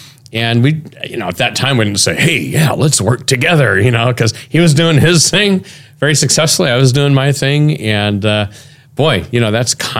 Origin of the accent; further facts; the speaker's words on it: Portland, Oregon, United States; I grew up in Portland, Oregon. The church I grew up in was the same church that Jim Elliott went to and was raised in. And so I grew up, you know, in that environment, a Plymouth Brethren church